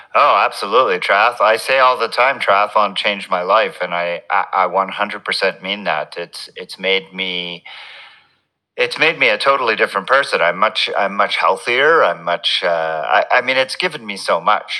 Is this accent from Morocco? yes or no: no; Montreal, Quebec, Canada; I grew up in in Montreal in Canada, so my childhood was spent watching and playing hockey